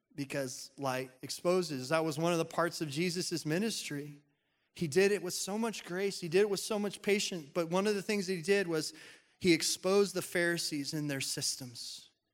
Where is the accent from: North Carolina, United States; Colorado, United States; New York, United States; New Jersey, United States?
Colorado, United States; when I was growing up in Colorado